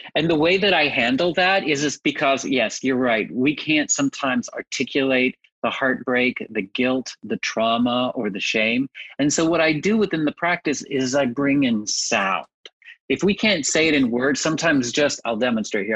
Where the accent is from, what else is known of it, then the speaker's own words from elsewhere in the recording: Texas, United States; moved away; I'm originally from Texas